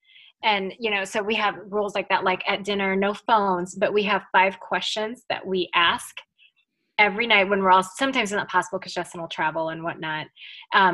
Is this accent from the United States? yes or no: no; Manila, Metro Manila, Philippines; English is a second language; moved away; English is my second language. Mm-hmm. And so I knew how to speak a lot of English just because I went to an international school when I was in Manila growing up there